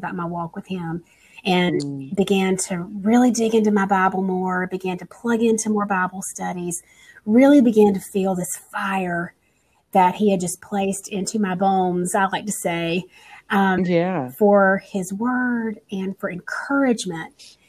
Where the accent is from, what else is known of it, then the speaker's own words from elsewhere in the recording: North Carolina, United States; I'm from North Carolina